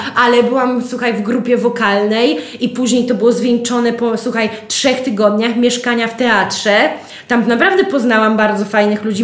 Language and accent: Polish; Białystok, Podlaskie Voivodeship, Poland; my z Białego Stoku